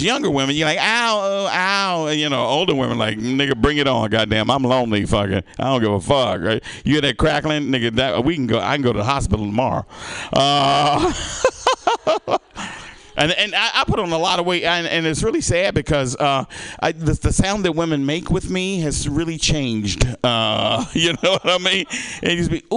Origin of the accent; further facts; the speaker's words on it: the South, United States; moved away; I grew up in the South